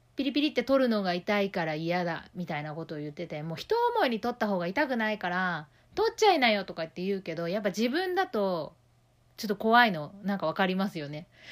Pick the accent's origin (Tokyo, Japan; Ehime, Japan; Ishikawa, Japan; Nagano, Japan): Tokyo, Japan; 私は東京ねあの出身ですけど